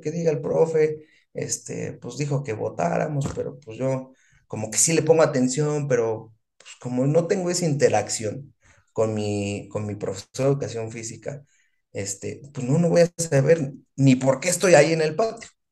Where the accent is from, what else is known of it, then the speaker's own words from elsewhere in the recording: Mexico; como mexicano